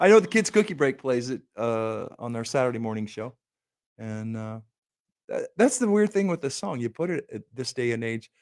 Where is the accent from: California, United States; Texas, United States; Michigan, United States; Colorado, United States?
Michigan, United States; Minden; moved away; my hometown area in Minden, Michigan, and, and Southwest Corner, Michigan, Kalamazoo area